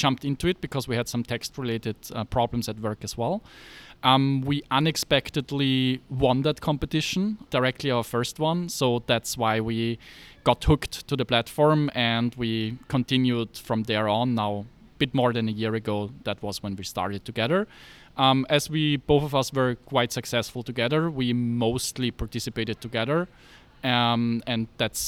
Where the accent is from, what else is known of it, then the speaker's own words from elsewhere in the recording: Graz, Styria, Austria; I am from Austria, so born and raised there. I studied computer science in Technical University of Graz, which is the second largest town in Austria.